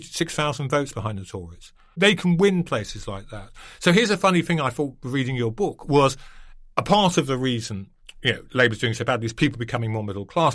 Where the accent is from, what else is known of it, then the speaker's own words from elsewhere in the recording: Altrincham, North West England, United Kingdom; moved away; I'm from Altrincham Sale, Graham Brady's constituency, South